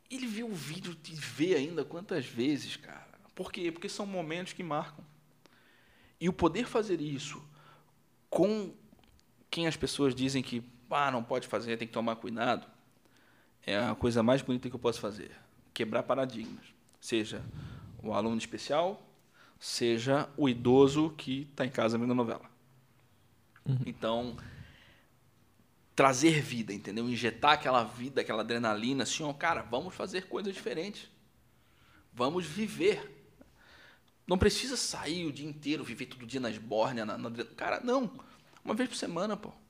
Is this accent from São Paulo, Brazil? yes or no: no; Rio Grande do Sul, Brazil; eu sou gaúcho.